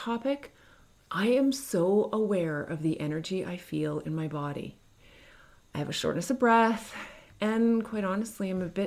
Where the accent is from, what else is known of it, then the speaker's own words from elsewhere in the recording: Canada; I'm not American. I'm Canadian.